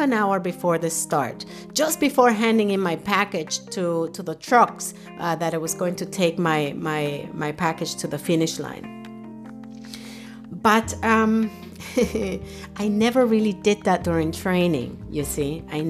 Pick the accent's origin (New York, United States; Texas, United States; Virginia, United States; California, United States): New York, United States; New York City; moved away as an adult; also born or lived in Dominican Republic; now in Germany; I was born in Dominican Republic, yay, the land of the merengue. And at the age of 12, I was uprooted and moved to New York City with my family. That was where I grew up.